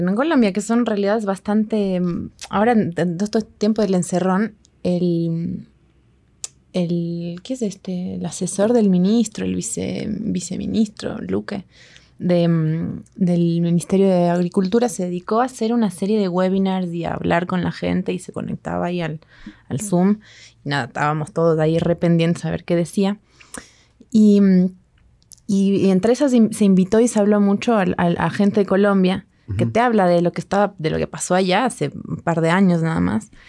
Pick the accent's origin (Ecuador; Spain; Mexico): Ecuador; Ambato, Tungurahua; De Ambato.